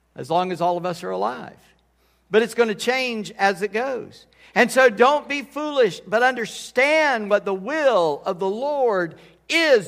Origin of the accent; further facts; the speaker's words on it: United States; I'm, uh, mostly Scott, but Scott Irish descent. I'm an American. I'm one hundred percent American